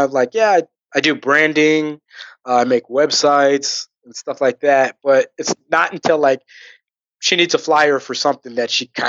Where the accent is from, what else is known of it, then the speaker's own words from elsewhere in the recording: Riverside, California, United States; Riverside, California.